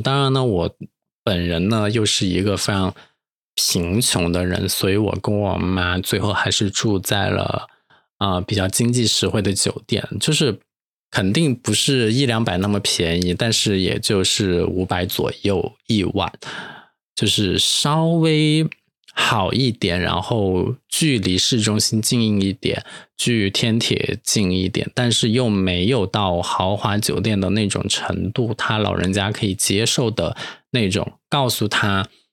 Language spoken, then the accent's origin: Chinese; Chengdu, Sichuan, China; now in Sanya, China; 我是一个成都人